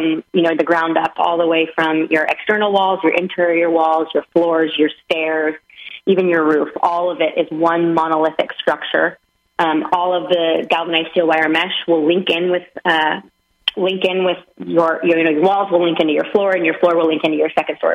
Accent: Seattle, Washington, United States; moved away as an adult; also born or lived in Florida panhandle; now in Florida, United States; I'm originally from the Pacific Northwest in Seattle

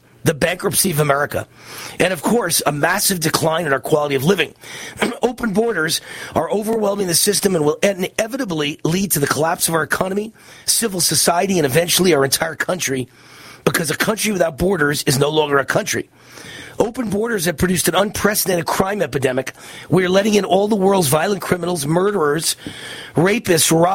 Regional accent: Las Vegas, Nevada, United States; my hometown of Las Vegas

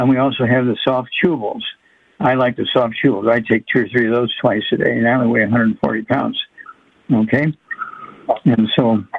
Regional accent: Missouri, United States; my home state, Missouri.

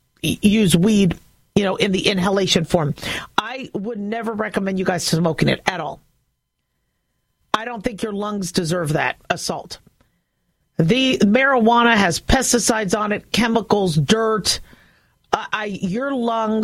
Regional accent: Nevada, United States; I'm from Nevada

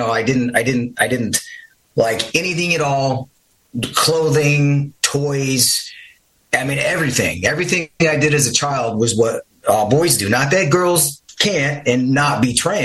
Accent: Midwest, United States; I grew up in the Midwest

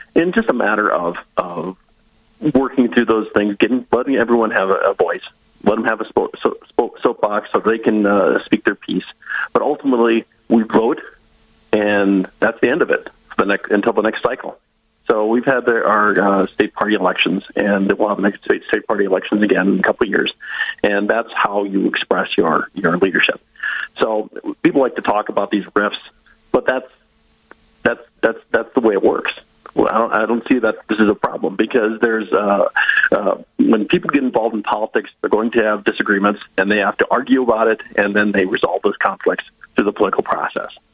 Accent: Northwest Iowa, United States; moved away as an adult; also born or lived in Lyon County, Iowa / South Dakota; now in North Dakota, United States; I'm from Northwest Iowa originally. I was born and raised Northwest Iowa Dutch, very conservative

